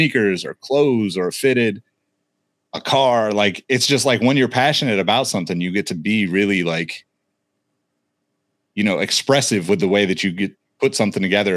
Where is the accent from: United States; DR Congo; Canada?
United States; Northern California; We're all from Northern California, been around the Bay a long time